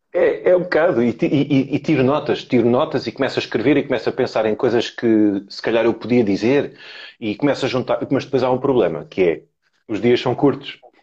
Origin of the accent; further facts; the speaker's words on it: Lisbon, Portugal; tenho 41 anos, sou de Lisboa